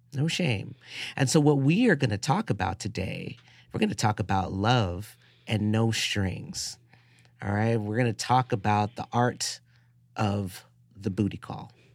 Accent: New York City, New York, United States; I was a, a nerdy, scrawny kid growing up in the South Bronx

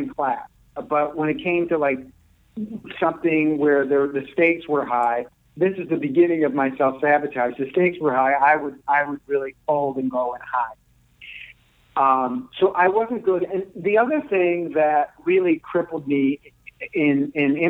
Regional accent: Chicago, Illinois, United States; I grew up here in Chicago

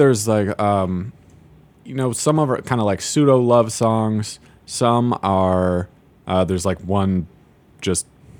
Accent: Seattle, Washington, United States; moved away as an adult; now in Chicago, United States; my hometown, or home neighborhood, I should say. I'm from Seattle.

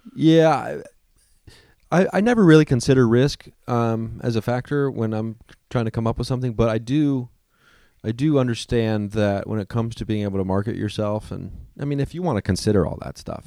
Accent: Midwest, United States; now in Los Angeles, United States; I come from the Midwest

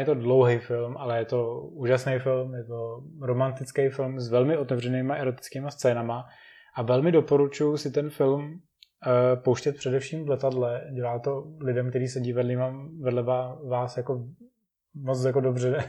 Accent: Czechia; A my teďka tak trošku doufáme v Čechách

